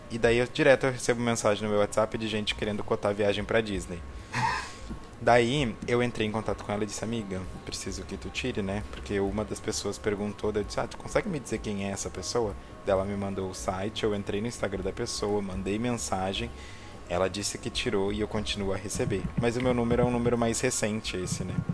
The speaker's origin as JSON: {"language": "Portuguese", "region": "South Region", "country": "Brazil", "said": "E eu, como sou sulista, né? Que isso é padrão de sulista, né?"}